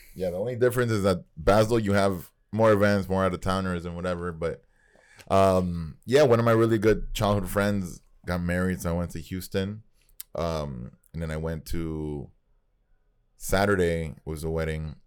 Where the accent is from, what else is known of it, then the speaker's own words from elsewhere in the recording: Nicaragua; moved away; we grew up in Nicaragua